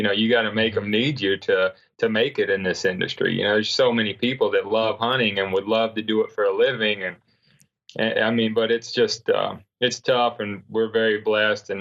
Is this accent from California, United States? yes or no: no; North Carolina, United States; I grew up in North Carolina where you didn't see any deer